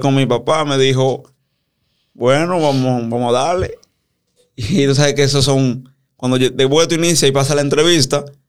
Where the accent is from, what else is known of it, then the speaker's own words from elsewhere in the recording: San Cristóbal, Dominican Republic; ahí en San Cristóbal, de donde soy